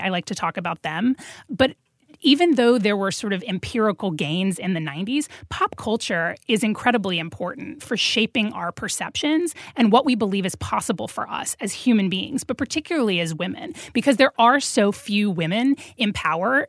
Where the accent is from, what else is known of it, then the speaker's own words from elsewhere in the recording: Macon, Georgia, United States; growing up in Macon, Georgia